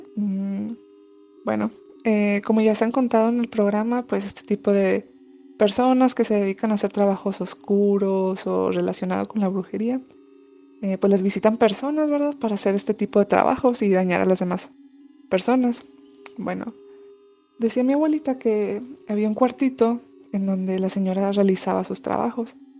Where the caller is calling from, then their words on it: Saltillo, Coahuila, Mexico; te mando saludos desde Saltillo, Coahuila